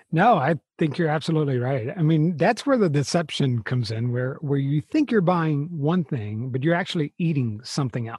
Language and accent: English; United States; we're American